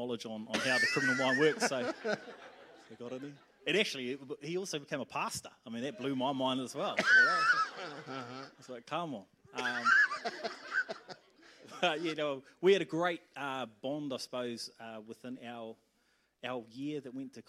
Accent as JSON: {"language": "English", "region": "Wellington", "country": "New Zealand", "tie": "born or raised there", "said": "born in Wellington, spent my first 10 years in Tawa."}